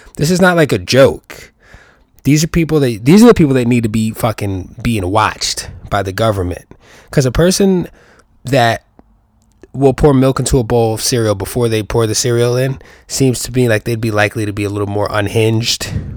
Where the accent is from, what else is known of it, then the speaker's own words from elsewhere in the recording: New York, United States; I'm a New Yorker.